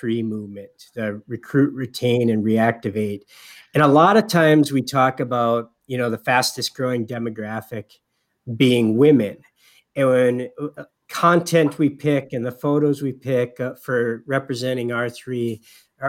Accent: Upper Peninsula of Michigan, United States; as a kid growing up in the Upper Peninsula of Michigan

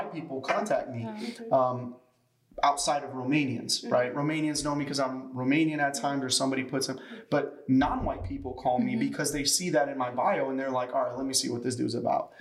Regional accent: Chicago, Illinois, United States; moved away; in Chicago, where we come from

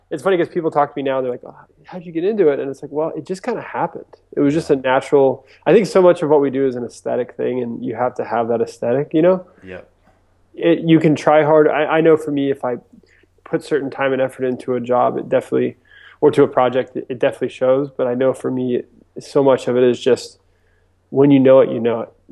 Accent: East Coast, United States; also born or lived in Japan; I was actually born and raised on the East Coast of the U.S. So I grew up in kind of everywhere between Virginia Beach, and uh, Florida.

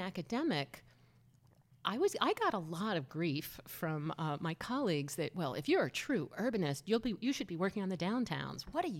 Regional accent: New Jersey, United States; I grew up in New Jersey, the most suburban state in the country.

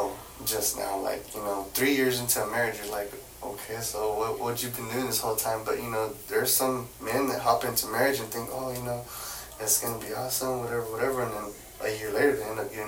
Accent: Fort Worth, Texas, United States; also born or lived in Dallas; I was born and raised in Fort Worth, so going to Dallas was like a different, it's a way different world

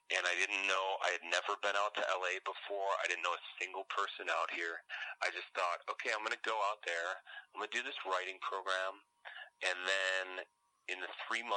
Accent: outside of Chicago, Illinois, United States; moved away; I grew up outside of Chicago. Most of my family's still there.

